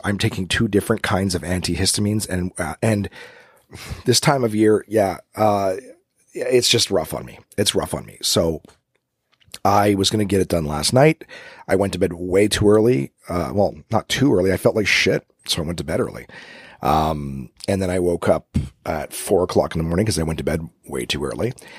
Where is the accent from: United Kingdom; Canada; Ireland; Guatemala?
Canada; now in Ottawa, Canada; I'm Canadian, coming at you live from the capital of the country.